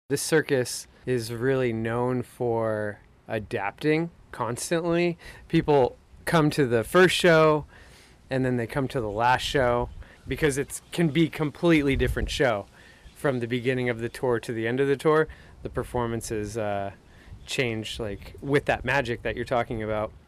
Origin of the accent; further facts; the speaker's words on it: Los Angeles County, California, United States; moved away; originally I'm from, uh, Los Angeles County in suburbs there